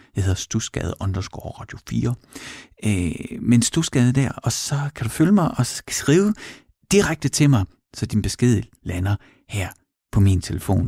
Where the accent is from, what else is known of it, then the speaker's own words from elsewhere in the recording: Horsens, Central Denmark Region, Denmark; i Mimersgade i Horsens, hvor jeg voksede op med min mor og far